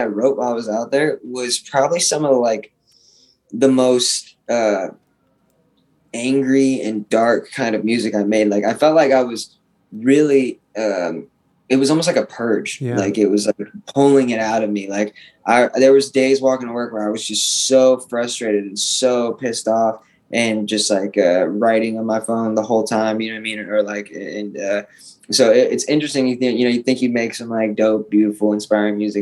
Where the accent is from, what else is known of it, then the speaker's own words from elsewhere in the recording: Arizona, United States; I'm from Arizona